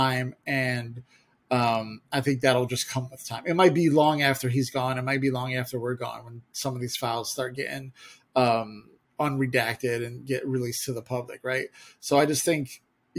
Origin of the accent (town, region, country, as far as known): United States